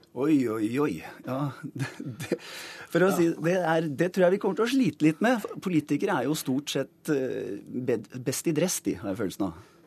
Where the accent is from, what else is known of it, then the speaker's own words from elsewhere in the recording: Oslo, Norway; Jeg vokste opp på Disen